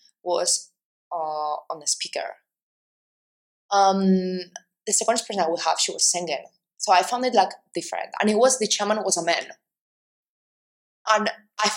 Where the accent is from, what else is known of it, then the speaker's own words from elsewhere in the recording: Spain; I'm Spanish